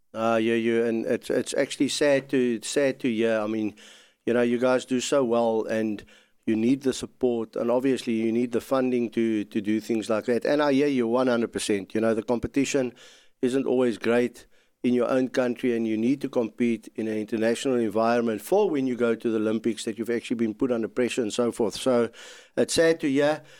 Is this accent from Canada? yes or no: no; South Africa; I'm also South African